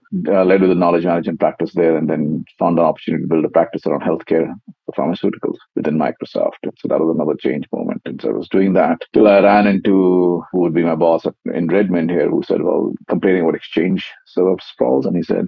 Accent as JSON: {"language": "English", "country": "India", "tie": "born or raised there", "said": "I grew up in India. You were saying earlier, my father was in the Air Force, so we traveled a lot."}